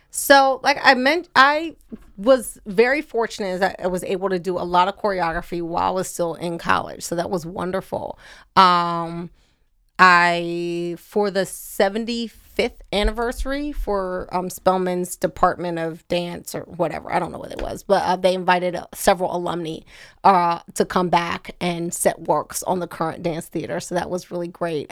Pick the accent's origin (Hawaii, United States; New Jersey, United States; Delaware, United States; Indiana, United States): Delaware, United States; Wilmington; I am Wilmington native in that that's what the address said, but, um, my mother lived and still lives at Falcon Neyman's Road. So I'm definitely like a suburban kid